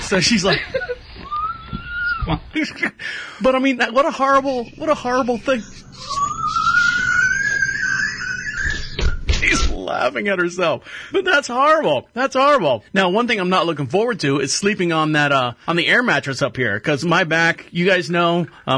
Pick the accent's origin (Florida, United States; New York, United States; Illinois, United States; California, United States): Florida, United States; I'm from Florida